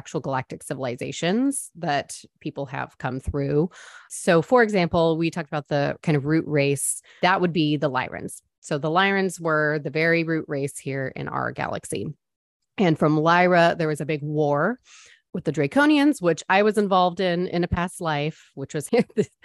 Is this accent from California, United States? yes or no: yes; San Diego, California, United States; now in Texas, United States; I'm from San Diego